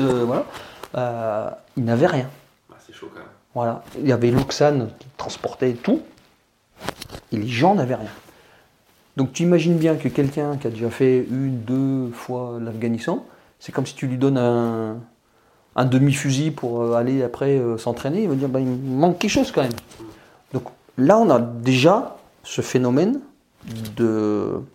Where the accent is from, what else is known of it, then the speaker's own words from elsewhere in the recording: France; on est français